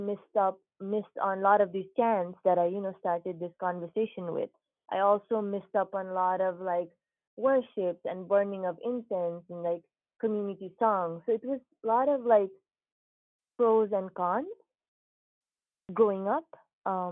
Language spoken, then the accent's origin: English; Nepal; moved away as an adult; now in United States; So I was born in Nepal, born and raised in Nepal. I actually came to the United States when I was 19 years old.